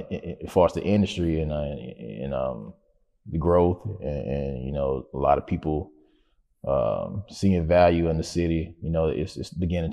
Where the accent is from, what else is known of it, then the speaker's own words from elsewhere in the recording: Macon, Georgia, United States; Macon was a beautiful place for me growing up, even though, I was in an impoverished area, man.